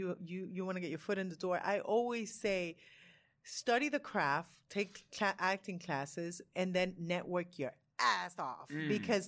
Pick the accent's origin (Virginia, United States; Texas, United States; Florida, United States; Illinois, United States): Florida, United States; Miami; I came from Miami.